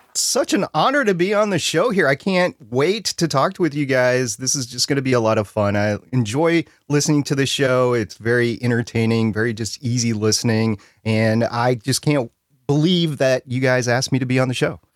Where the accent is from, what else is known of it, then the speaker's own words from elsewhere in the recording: Minnesota, United States; moved away; I'm from Minnesota